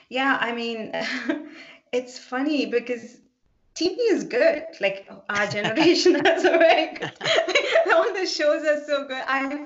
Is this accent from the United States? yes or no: no; South India, India; I'm originally from South India, so we eat a lot of cooked vegetables.